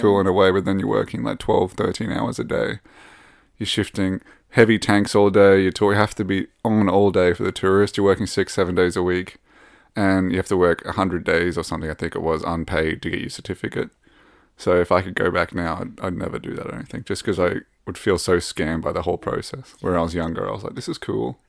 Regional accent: Rockhampton, Queensland, Australia; moved away as an adult; now in Sweden; I come from Rockhampton in Queensland, and I've lived all up and down Queensland

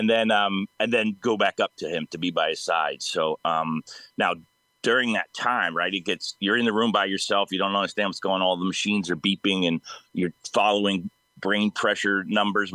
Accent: East Coast, United States; now in Sacramento, United States; I'm from the East Coast originally, so my family is all back there

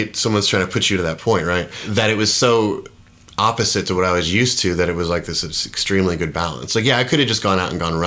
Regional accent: Brevard County, Florida, United States; born or raised there; also born or lived in Tulsa, Oklahoma

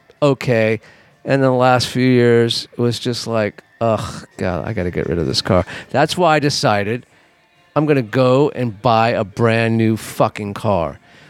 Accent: Los Angeles, California, United States; growing up in Los Angeles

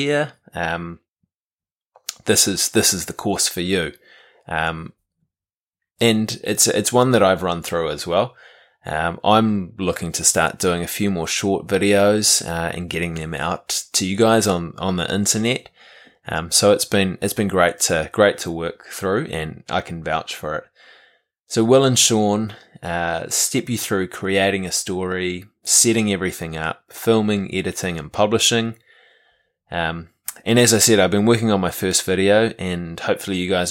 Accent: New Zealand

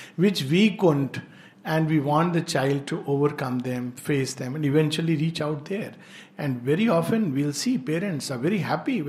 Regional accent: India; I love India and I am deeply Indian in my soul

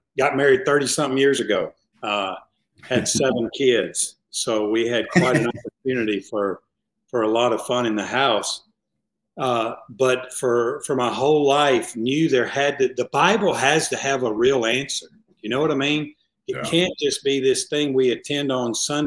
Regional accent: the South, United States; I'm from the South.

